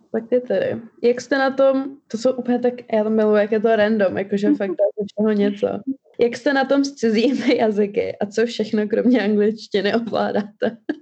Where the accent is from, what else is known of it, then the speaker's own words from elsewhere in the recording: Czechia; first language Albanian; čeština, Protože jsem se tady narodila a chodila do školy, ale vždycky jsme si udržovali albánštinu jako mateřský jazyk